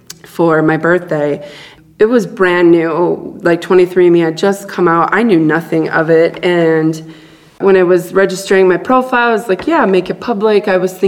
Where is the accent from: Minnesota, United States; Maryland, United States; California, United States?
Minnesota, United States; Duluth; born there; And I was born in Duluth, Minnesota, and then was in a foster home for the first 3 months of my life until my family came and got me.